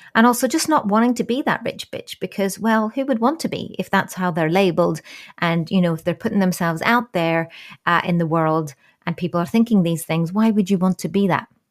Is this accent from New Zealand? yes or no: yes; New Zealand; I was born in New Zealand